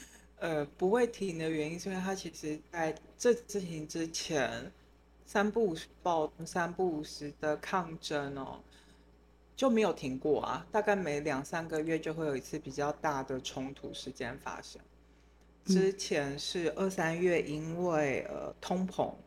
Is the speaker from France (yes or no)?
yes; France; 这些人我们法国人叫他 g a s s e r 就是破坏者。